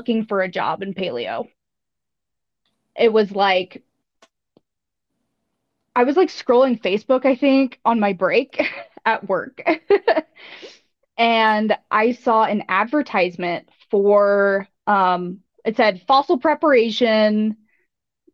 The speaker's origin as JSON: {"language": "English", "region": "the American South", "country": "United States", "tie": "born or raised there", "also_born_or_lived": "Wyoming", "said": "my mom is British and I grew up in the American South"}